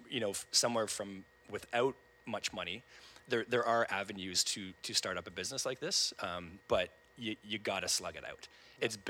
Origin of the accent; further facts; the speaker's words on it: Brampton, Ontario, Canada; moved away as an adult; also born or lived in Taiwan; now in Kingston, Canada; I grew up in Brampton, but, you know, I didn't have a home in Canada at that point